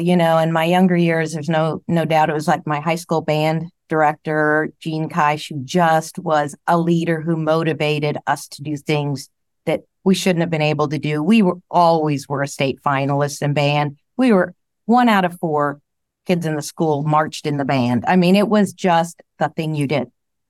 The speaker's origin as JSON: {"language": "English", "region": "Indiana", "country": "United States", "tie": "born or raised there", "said": "Well, my dad had a small jewelry store on Main Street, so it was a great upbringing."}